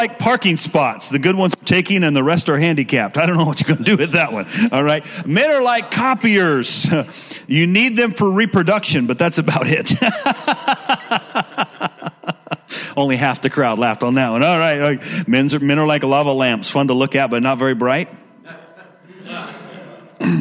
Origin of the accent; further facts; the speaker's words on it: Washington, United States; also born or lived in Richlands, Virginia; I'm an East Coast guy that moved West Coast when I was young, and I've been out there all the rest of my life